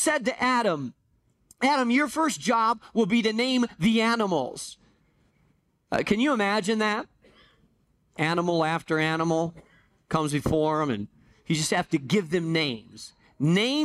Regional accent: Spain; moved away; I grew up in Spain

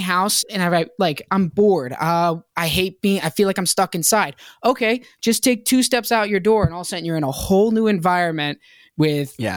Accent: Hampton, Virginia, United States; moved away as an adult; also born or lived in Boston, Massachusetts; now in Los Angeles, United States; I was born in Boston, lived there till I was six, and then I was raised in Virginia

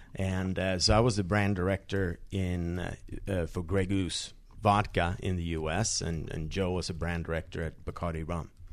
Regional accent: Sweden; I grew up in Sweden

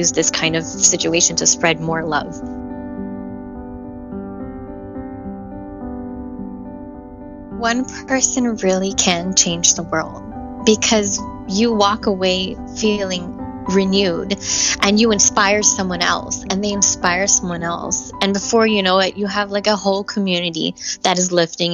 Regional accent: Miami, Florida, United States; being from Miami, being multicultural

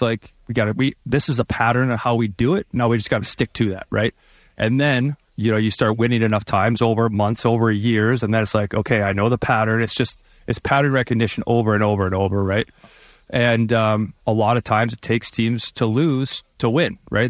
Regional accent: Michigan, United States; now in Vancouver, Canada; I'm from Michigan

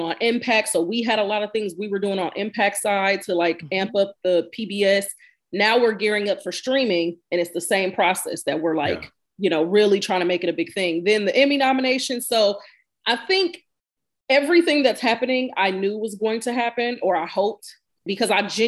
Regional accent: Milwaukee, Wisconsin, United States; I grew up in Milwaukee

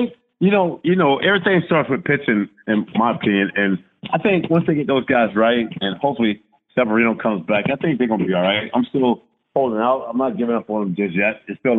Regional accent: Tampa, Florida, United States; But it was just a fun time growing up in Tampa. At that time, good loving family, something like a mid-class family.

